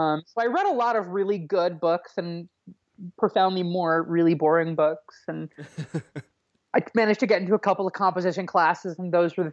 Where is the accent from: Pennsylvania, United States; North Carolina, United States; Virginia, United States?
Virginia, United States; Richmond; moved away as an adult; now in New York, United States; I'm from New York originally, but I grew up in Central Virginia, in a suburb of Richmond